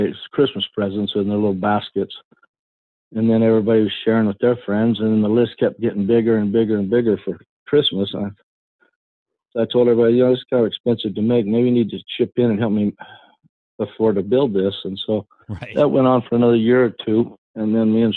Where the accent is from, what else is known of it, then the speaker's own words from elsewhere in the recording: Fresno, California, United States; moved away as an adult; now in Oregon, United States; I was from California, Central California.